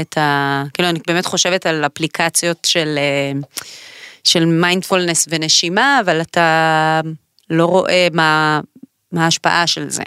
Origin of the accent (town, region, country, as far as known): Israel